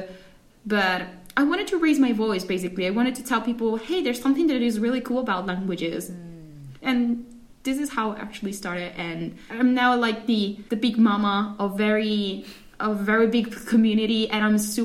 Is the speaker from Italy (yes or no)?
yes; Italy; English is a second language; I'm from Italy, and I am a full-time college student here in Italy